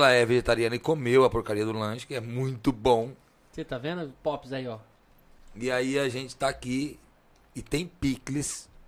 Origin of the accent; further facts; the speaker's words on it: Italy; Eu sou italiano, eu sou apaixonado por cheiro e por gosto, né?